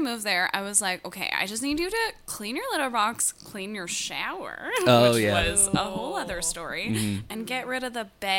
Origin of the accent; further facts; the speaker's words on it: Calgary, Alberta, Canada; moved away as an adult; also born or lived in Montreal; now in Toronto, Canada; I'm from Calgary.